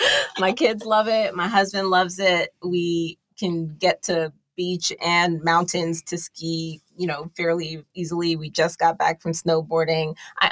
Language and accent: English; New York City, New York, United States; now in Los Angeles, United States; I'm from Brooklyn, New York originally. I am the daughter of Jamaican immigrants.